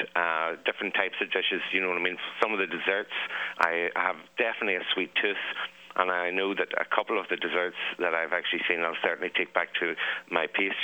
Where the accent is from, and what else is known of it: Ireland